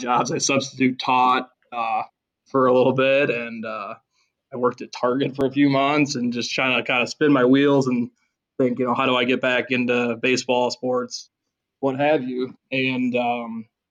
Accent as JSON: {"language": "English", "town": "Chicago", "region": "Illinois", "country": "United States", "moved": "yes", "said": "I'm from the Chicago area originally. I'm from the South Side"}